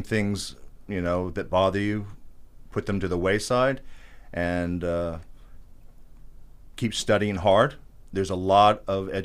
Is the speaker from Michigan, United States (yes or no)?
no; West Palm Beach, Florida, United States; also born or lived in Lantana, Florida; I was born and raised in West Palm Beach